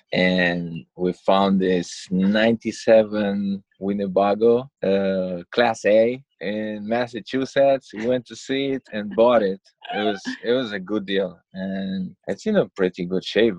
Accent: Romania; English is a second language; moved away as an adult; born and raised in Romania, and I came here more than 10 years ago, and I'm still working on my English

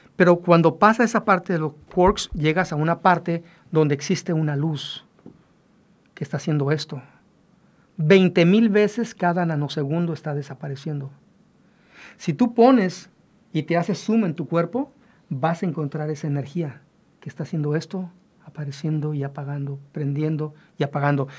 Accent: Mexico; nosotros los mexicanos

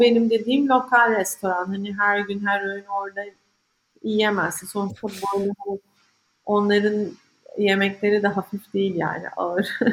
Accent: İzmir, Turkey; moved away as an adult; also born or lived in London, United Kingdom; benim bütün ailem İzmir'de. İzmirliyim

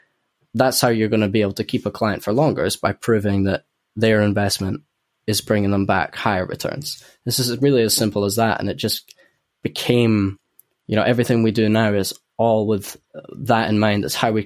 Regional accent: Edinburgh, Scotland, United Kingdom; accent: Edinburgh; a lot of people from Edinburgh would probably say my Edinburgh accent's fading out as well.

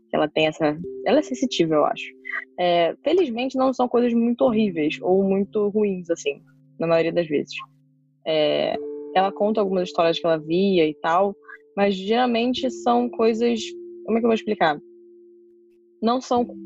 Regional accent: Niterói, Rio de Janeiro, Brazil; Eu nasci em Niterói, morei em Niterói, morei um ano na Irlanda e voltei pra Niterói. Então, Niterói é minha cidade.

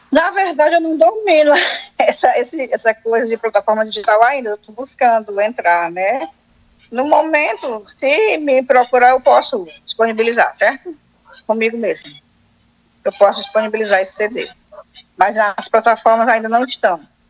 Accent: Fortaleza, Ceará, Brazil; Eu sou de Fortaleza, né? Ceará, nordestina, com o maior prazer.

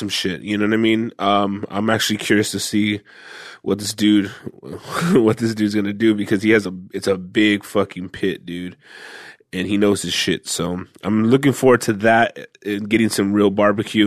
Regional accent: Fresno, California, United States; moved away; also born or lived in South Central, Los Angeles; I grew up in Fresno

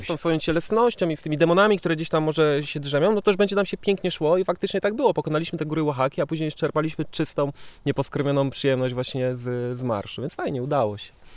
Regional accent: Żory, Silesian Voivodeship, Poland; ja jestem z Żor

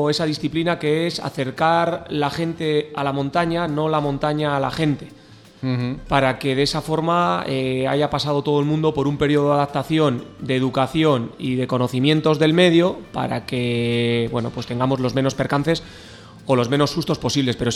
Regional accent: Barakaldo, Basque Country, Spain; now in Benasque Valley, Spain; nací en Baracaldo

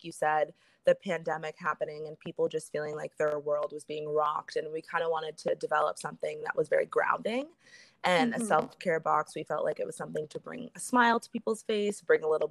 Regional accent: Los Angeles, California, United States; I'm originally from Los Angeles, California. I was born and raised here

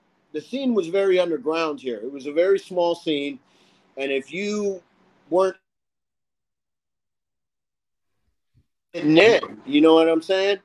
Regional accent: Austin, Texas, United States; growing up in Austin

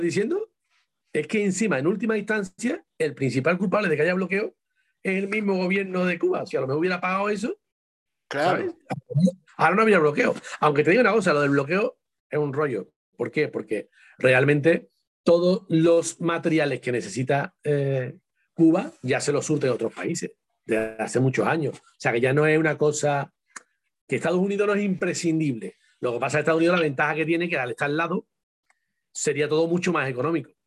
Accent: Seville, Andalusia, Spain; con mi tierra, con la parte de sur, Andalucía.

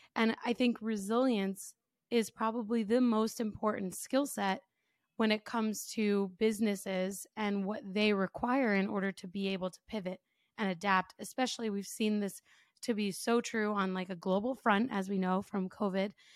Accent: United States; me as an American

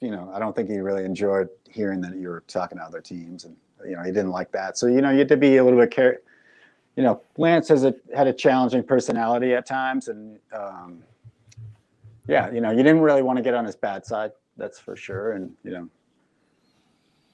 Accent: Massachusetts, United States; I was living back in my home state of Massachusetts

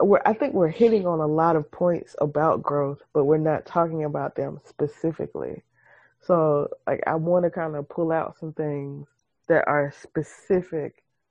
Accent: Missouri, United States; I'm from Missouri. You have to show me that you mean it.

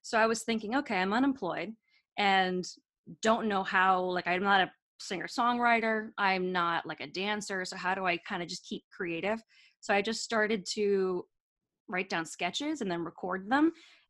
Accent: California, United States; now in New York, United States; I guess it's a New York accent. I'm from California.

